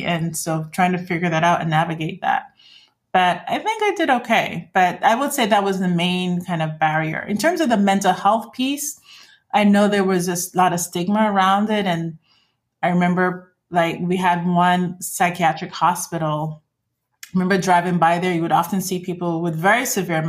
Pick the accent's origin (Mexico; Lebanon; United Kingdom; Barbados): Barbados; moved away as an adult; also born or lived in Iowa / Mississippi; I left Barbados, came for college.